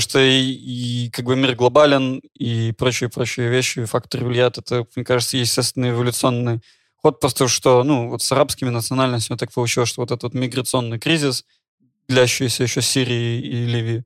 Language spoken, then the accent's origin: Russian; Belarus; moved away; also born or lived in Ukraine; я из Беларуси